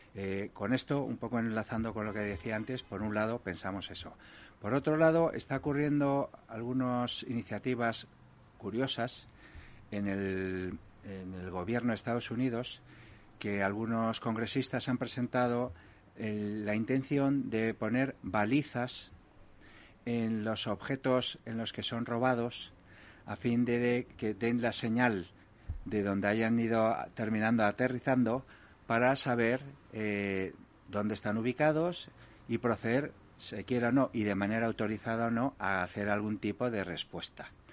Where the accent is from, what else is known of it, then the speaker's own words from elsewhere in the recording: Galicia, Spain; yo soy gallego